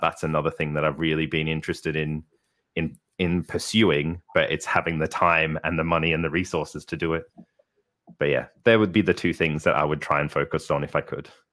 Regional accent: Melbourne, Victoria, Australia; moved away as an adult; now in Darlington, United Kingdom; I was born in Melbourne, Australia, um, grew up there, uh, and studied there until, till I was twenty-three

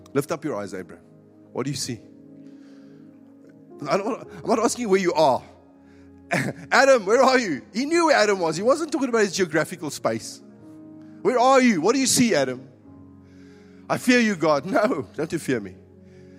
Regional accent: Northern Cape, South Africa; moved away as an adult; now in Cape Town, South Africa; I was coming from the Northern Cape

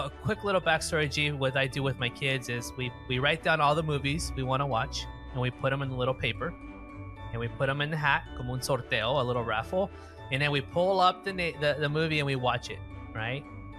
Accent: United States; me here growing up in the States.

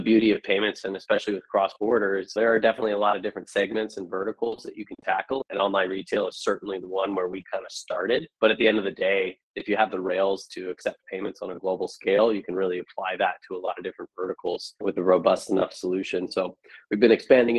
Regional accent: San Francisco, California, United States; moved away as an adult; now in Austin, United States; I grew up in San Francisco proper, so I lived through the dot-com boom

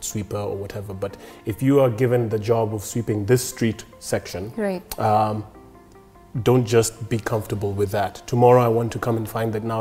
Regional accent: Nairobi, Kenya; I grew up in Nairobi

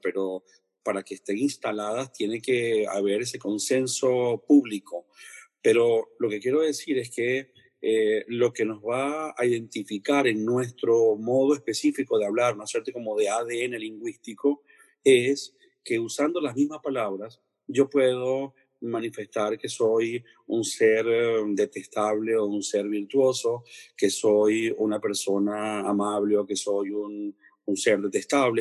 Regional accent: Venezuela; now in Spain

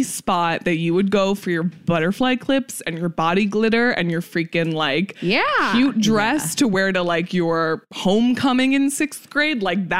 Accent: New Jersey, United States; moved away; Jersey girl. Okay. Born and raised. Like, so New Jersey

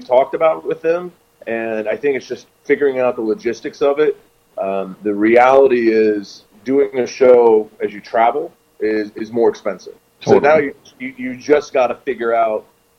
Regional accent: Jamaica; I'm Jamaican, dude.

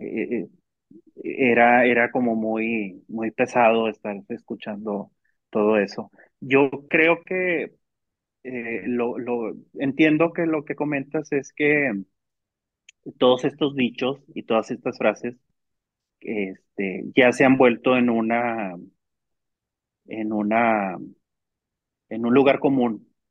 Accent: Mexico; como ciudadanos mexicanos

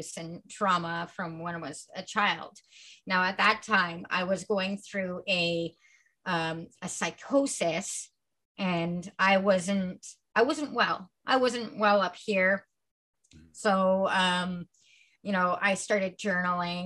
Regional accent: Milton, Ontario, Canada; also born or lived in Acton / Ottawa / Kitchener; now in Toronto, Canada; I was raised in Milton, and then I moved to Acton, then I moved to Ottawa, then I moved to Kitchener. I've been everywhere

